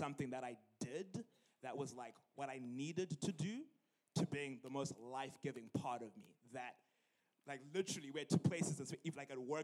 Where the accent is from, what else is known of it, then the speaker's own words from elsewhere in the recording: Zimbabwe; moved away as an adult; also born or lived in University of Illinois, United States; now in Illinois, United States; I'm originally from Zimbabwe, and I came here for college in 2013 at the age of 19.